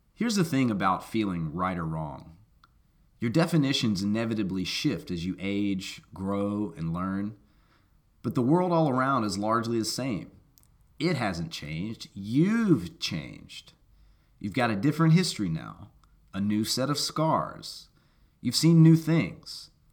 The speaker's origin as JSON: {"language": "English", "town": "Memphis", "region": "Tennessee", "country": "United States", "tie": "born or raised there", "said": "me growing up in Memphis, Tennessee, speaking one language barely"}